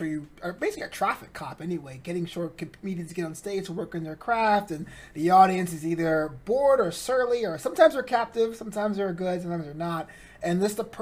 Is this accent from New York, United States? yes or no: yes; New York City, New York, United States; now in Los Angeles, United States; I'm from Brooklyn